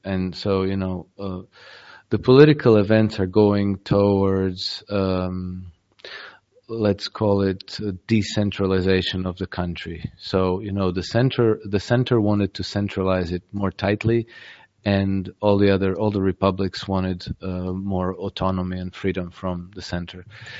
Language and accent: English; Croatia; I'm Croatian originally, right? I grew up in Croatia. We had a war of secession in 1991.